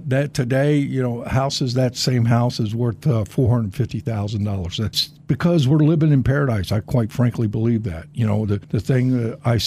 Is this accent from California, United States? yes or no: no; Miami, Florida, United States; I was born and raised in Florida, and in particular Miami